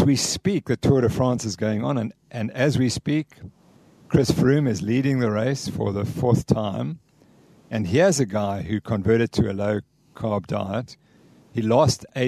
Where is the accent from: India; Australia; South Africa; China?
South Africa; Cape Town, Western Cape; I'm from Cape Town